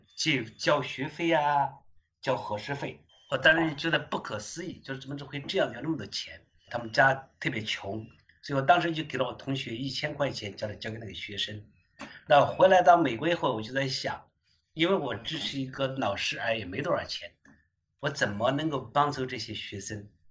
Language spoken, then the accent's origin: Chinese; Ningguo, Anhui, China; moved away as an adult; now in United States; 两千年的时候呢，我已经在美国待了九年了，是第一次回我的老家，邻国，安徽省邻国市，那时叫邻国县